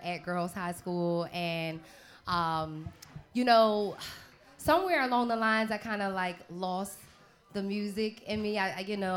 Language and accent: English; Philadelphia, Pennsylvania, United States; I'm from Uptown Philly